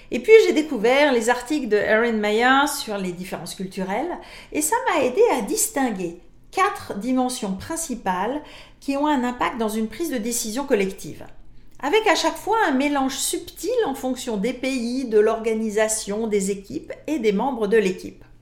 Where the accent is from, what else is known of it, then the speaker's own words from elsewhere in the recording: France; now in Canada; Je suis française d'origine, ai travaillé longtemps pour des entreprises internationales, je vis maintenant au Canada